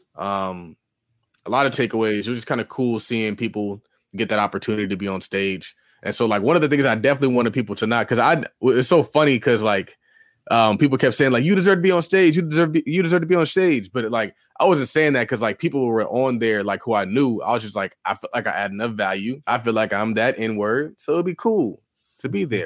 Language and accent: English; California, United States; I'm from California